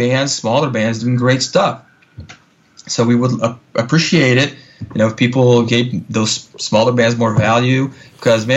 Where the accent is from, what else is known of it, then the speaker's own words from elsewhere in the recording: southern Brazil, Brazil; moved away as an adult; now in Los Angeles, United States; my home state is part of Brazil, the culture is closer to, you know, the culture of Uruguay and Argentina